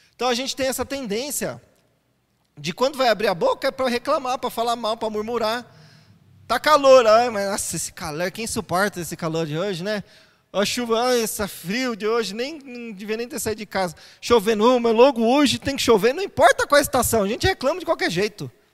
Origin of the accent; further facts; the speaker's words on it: São Paulo, Brazil; Eu sou paulista, então eu sou mais fechado, mais quietinho